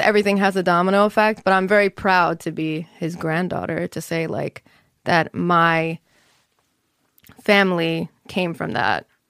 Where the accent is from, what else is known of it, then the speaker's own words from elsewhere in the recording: Monsey, New York, United States; also born or lived in Englewood, New Jersey; I was raised in Muncie, New York.